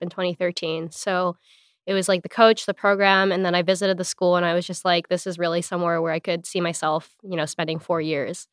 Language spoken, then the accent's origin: English; Hawaii, United States; moved away as an adult; also born or lived in Los Angeles, United States; I'm from Hawaii originally